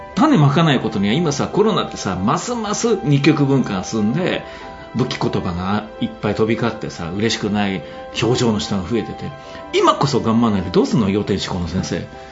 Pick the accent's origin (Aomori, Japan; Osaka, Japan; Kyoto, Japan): Kyoto, Japan; 京都市北区衣笠街道町の家で生まれ育ったんだけど